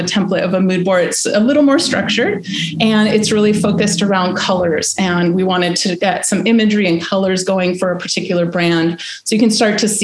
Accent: Peru; Peru, my home country

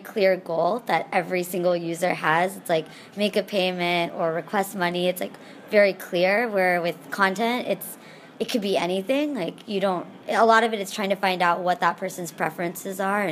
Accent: Texas, United States; moved away as an adult; also born or lived in Pittsburgh / San Francisco; I grew up in Texas in the United States

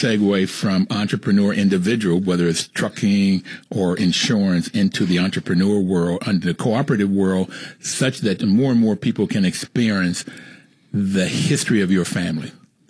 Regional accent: Bluefield, West Virginia, United States; moved away; I grew up in Bluefield, West Virginia, where my father worked on a railroad. My grandfather worked in the mines, and I got my first pair of shoes when I went to the first grade.

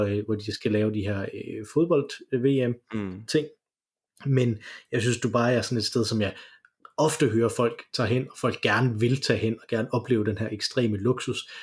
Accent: Denmark; når vi kommer fra Danmark

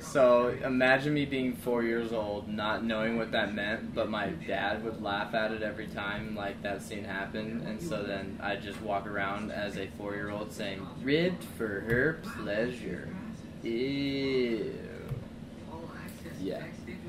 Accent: Kowloon Bay, Kowloon, Hong Kong; born there; I was born in Kowloon Bay.

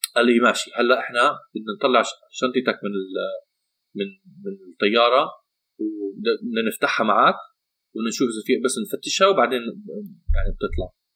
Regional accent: Amman, Amman Governorate, Jordan; انا عندي جواز امريكي ولكن بحياتي كلها مش عايش بامريكا طول حياتي ربيان بعمان

